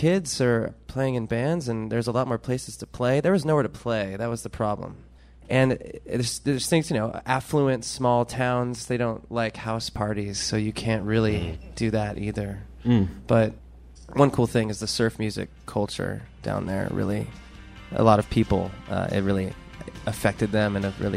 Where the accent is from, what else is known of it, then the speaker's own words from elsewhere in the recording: Laguna Beach, California, United States; a bunch of new money came into my hometown